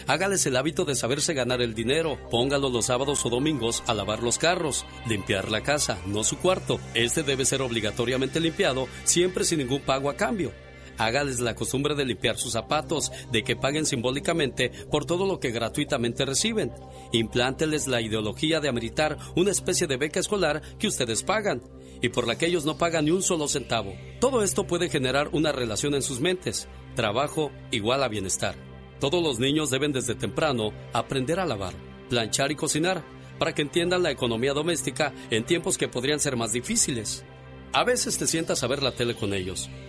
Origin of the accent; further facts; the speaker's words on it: Mexico City, Mexico; soy, soy chilango, niña